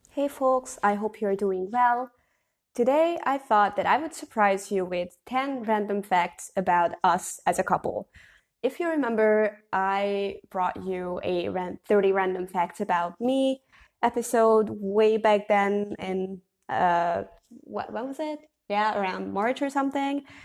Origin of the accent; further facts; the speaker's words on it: Hungary; I'm from Hungary